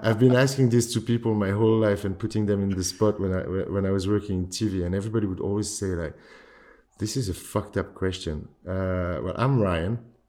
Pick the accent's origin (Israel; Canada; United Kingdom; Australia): United Kingdom; London; born there; I was born in London. My dad is French and my mom is Tunisian.